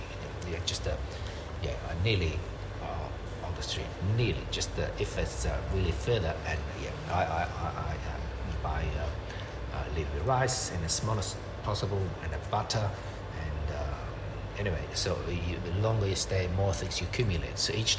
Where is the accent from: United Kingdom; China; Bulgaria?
China; English is a second language; now in Australia; That's why my English like this.